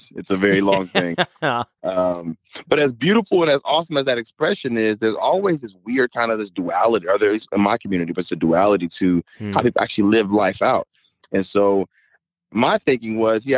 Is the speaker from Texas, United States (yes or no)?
no; Mississippi, United States; also born or lived in California; I was born in California, raised in Mississippi